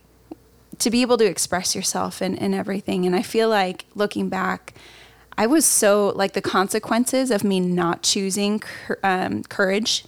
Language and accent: English; the Midwest, Indiana, United States; now in California, United States; I'm from the Midwest. So everything was happening in Indiana. I'm out here in California